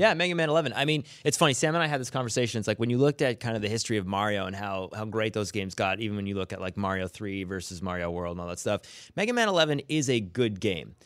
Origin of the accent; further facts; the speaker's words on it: Canada; I'm Canadian